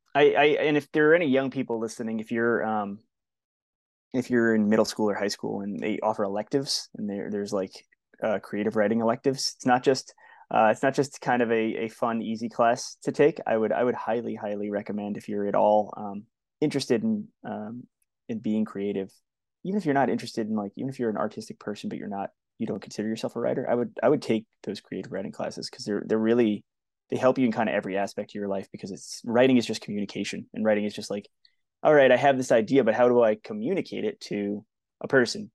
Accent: Long Island, New York, United States; where I grew up on Long Island

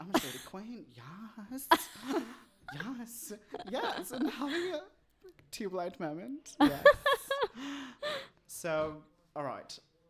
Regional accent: India; now in Canada; I came to Canada from Bombay.

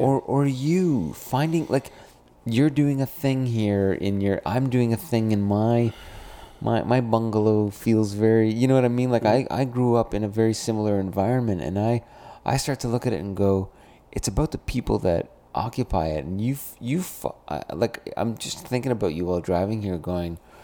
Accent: Brampton, Ontario, Canada; I come from Brampton, Ontario.

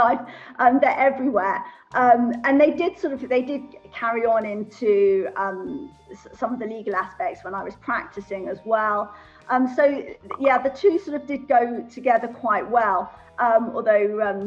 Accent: London, United Kingdom; moved away as an adult; also born or lived in Switzerland; I'm originally from London, North London. Went to all girls school in North London, North London Collegiate School

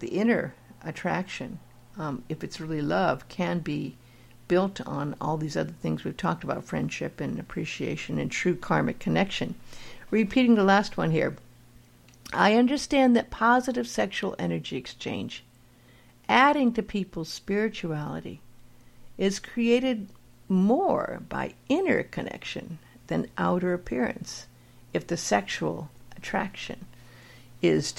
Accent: Los Angeles, California, United States; I grew up in LA in Hollywood

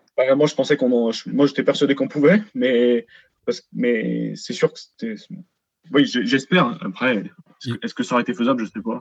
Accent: border between Rhône and Loire, Auvergne-Rhône-Alpes, France; je suis à la frontière entre le Rhône et la Loire

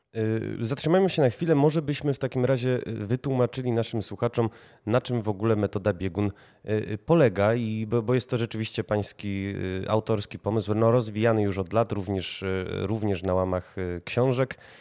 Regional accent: Kraków, Lesser Poland, Poland; sam jestem Krakusem

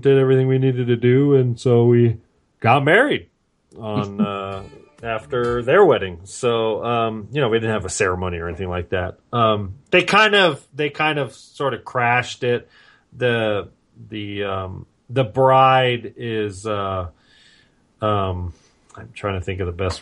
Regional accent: Vista, California, United States; also born or lived in Carlsbad, California / Oceanside, California; I grew up in North County and I grew up in Vista

